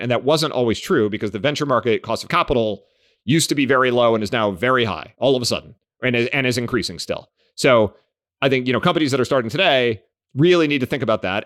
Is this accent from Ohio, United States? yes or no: yes; Cleveland, Ohio, United States; I grew up in Cleveland